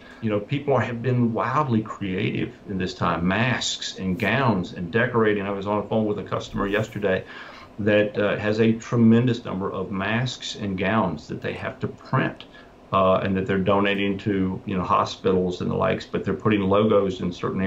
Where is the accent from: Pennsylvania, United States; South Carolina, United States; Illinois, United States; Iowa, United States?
South Carolina, United States; I'm from South Carolina